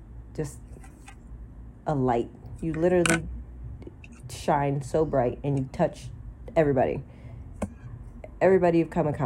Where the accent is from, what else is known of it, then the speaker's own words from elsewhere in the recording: Nebraska, United States; moved away as an adult; now in Arizona, United States; Born and raised in Nebraska.